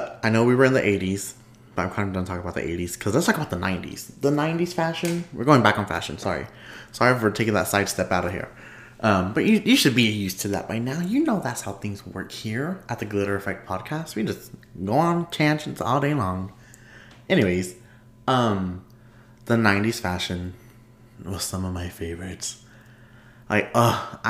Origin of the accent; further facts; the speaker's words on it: Texas, United States; I'm Texan